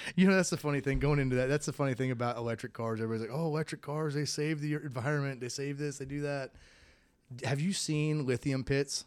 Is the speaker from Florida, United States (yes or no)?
yes; Florida, United States; growing up in Florida, I had to learn how to swim.